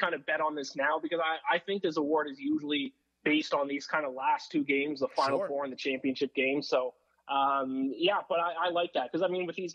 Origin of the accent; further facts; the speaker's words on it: Canada; being a Canadian